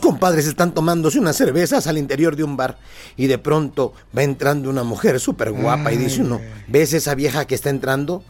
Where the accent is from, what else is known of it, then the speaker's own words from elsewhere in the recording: Guerrero, Mexico; Anguerrero tenemos la tradición de la eh, tierra bendita de donde yo soy